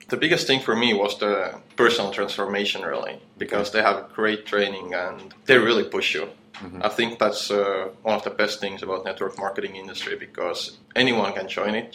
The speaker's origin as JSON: {"language": "English", "country": "Estonia", "moved": "as an adult", "lives_now": "Chiang Mai, Thailand", "said": "I come from Estonia"}